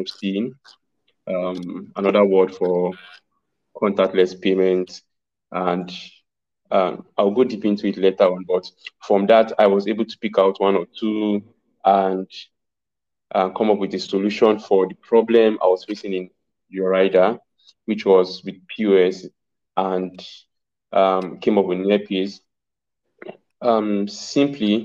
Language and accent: English; Zaria, Kaduna State, Nigeria; I grew up in Zaria.